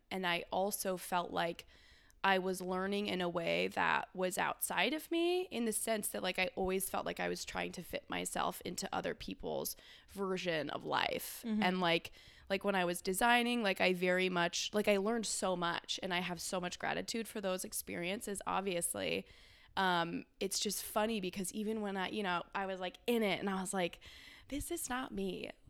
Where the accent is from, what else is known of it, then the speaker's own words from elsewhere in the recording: California, United States; moved away as an adult; also born or lived in Bay Area / Los Angeles; now in Austin, United States; I'm from California originally. I grew up on a hay ranch, and I kind of made my way through the Bay Area